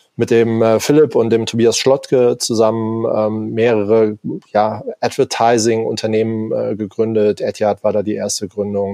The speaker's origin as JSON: {"language": "German", "town": "Darmstadt", "region": "Hesse", "country": "Germany", "also_born_or_lived": "Hamburg", "moved": "as an adult", "lives_now": "Allgäu, Germany", "said": "bin ursprünglich aus Darmstadt"}